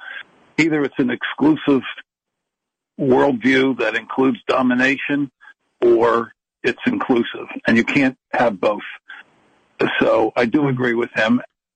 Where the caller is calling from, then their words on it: Philadelphia, Pennsylvania, United States; I'm calling in from Philadelphia